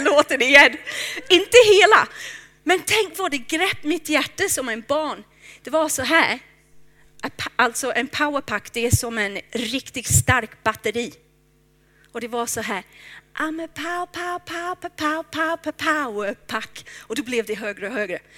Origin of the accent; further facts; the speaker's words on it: England, United Kingdom; now in Stockholm, Sweden; Jag är från England